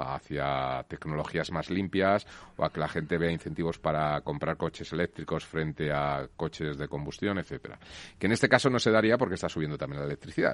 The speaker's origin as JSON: {"language": "Spanish", "country": "Spain"}